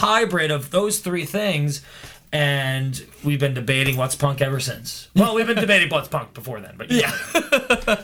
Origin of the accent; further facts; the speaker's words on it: Cleveland, Ohio, United States; now in Chicago, United States; I'm from Cleveland and moved here